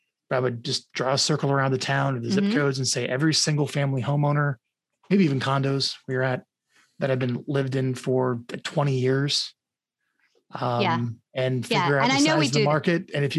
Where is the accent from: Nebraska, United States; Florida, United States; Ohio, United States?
Nebraska, United States; Omaha; moved away as an adult; also born or lived in Long Branch, New Jersey; my parents got out and moved to Omaha, Nebraska when I was 4. And then I stayed in Omaha. And then I turned 27. I got out.